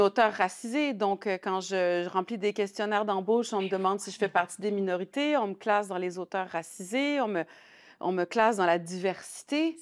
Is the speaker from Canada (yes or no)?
yes; Saguenay, Quebec, Canada; moved away as an adult; also born or lived in La Baie / Lyon, France; now in Montreal, Canada; Je suis née au Saguenay en 72 père Tunisien, mère saguenayenne, mais on a été élevés, ma sœur et moi, vraiment